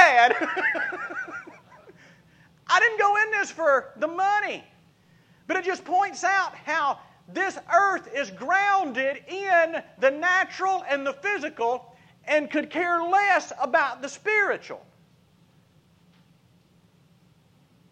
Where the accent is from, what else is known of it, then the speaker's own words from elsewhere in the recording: Laurel, Mississippi, United States; moved away; my hometown of Lausana, Mississippi